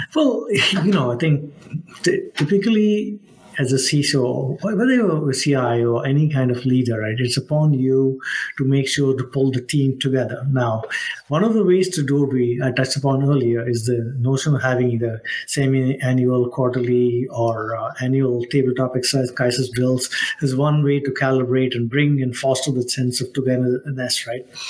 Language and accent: English; Mumbai, Maharashtra, India; moved away as an adult; also born or lived in Nashville, Tennessee; now in United States; I grew up in Mumbai, India, as they say it now